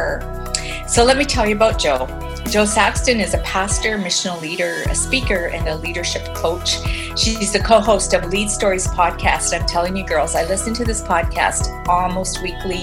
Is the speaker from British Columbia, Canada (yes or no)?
no; Edmonton, Alberta, Canada; Edmonton, which is my hometown, Edmonton, Canada